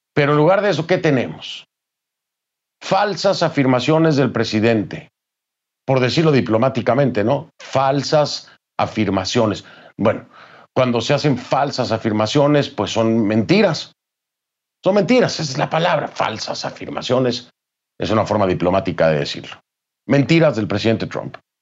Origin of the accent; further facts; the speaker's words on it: Mexico; México, de mi país.